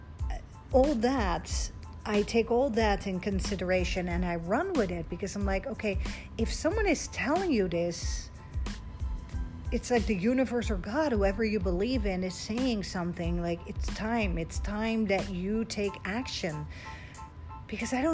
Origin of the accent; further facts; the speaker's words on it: Netherlands; English is a second language; moved away as an adult; also born or lived in Egypt; now in United States; Born and raised in Holland.